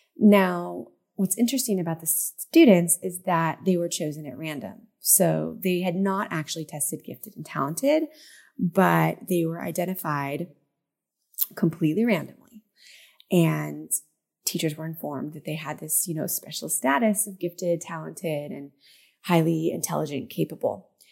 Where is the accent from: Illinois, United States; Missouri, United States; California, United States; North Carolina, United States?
California, United States; Southern; moved away as an adult; also born or lived in central Israel; now in Israel; my hometown in Southern California